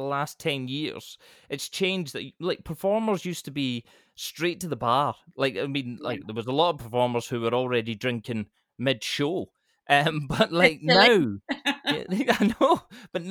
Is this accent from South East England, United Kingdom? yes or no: no; Scotland, United Kingdom; I'm Scottish